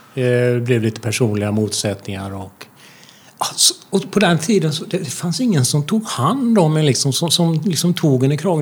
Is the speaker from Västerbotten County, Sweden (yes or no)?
no; Falköping, Västra Götaland, Sweden; now in Gothenburg, Sweden; jag kommer från Falköping